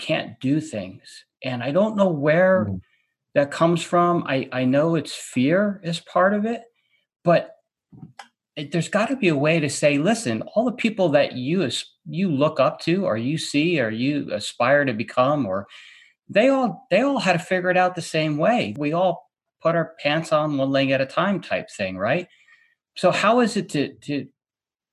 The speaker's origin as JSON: {"language": "English", "region": "New York", "country": "United States", "tie": "born or raised there", "moved": "yes", "said": "I grew up on the East Coast, so I'm from New York originally."}